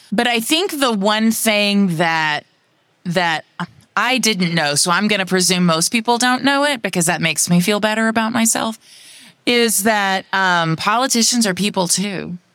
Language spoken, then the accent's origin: English; Austin, Texas, United States; C E O of Cat Metro in my hometown of Austin, Texas.